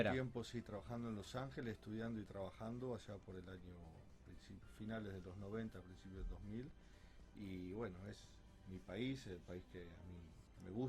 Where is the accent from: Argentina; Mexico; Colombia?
Argentina; Rosario, Santa Fe; me gusta mi ciudad, me gusta Rosario.